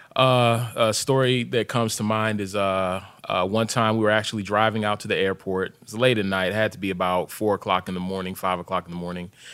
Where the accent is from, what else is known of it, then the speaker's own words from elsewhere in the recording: Hyattsville, Maryland, United States; also born or lived in Sierra Leone; I grew up in Hyattsville, but my family's from Sierra Leone